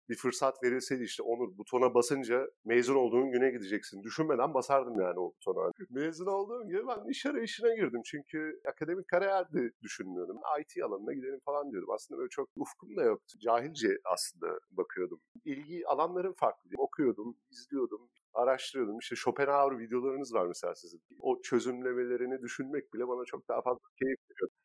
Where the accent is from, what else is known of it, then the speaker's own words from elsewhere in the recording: Turkey; moved away; also born or lived in Istanbul; biz Türkler olarak